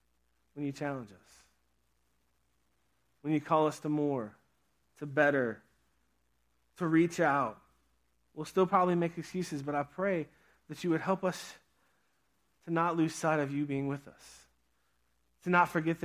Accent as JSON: {"language": "English", "region": "Pennsylvania", "country": "United States", "tie": "born or raised there", "said": "at the camp that I grew up at in Pennsylvania."}